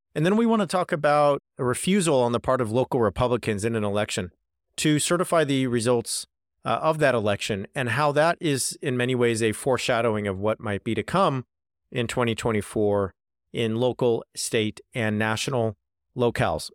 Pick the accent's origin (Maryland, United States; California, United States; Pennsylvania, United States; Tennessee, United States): California, United States; Southern; I'm from California, in Southern California.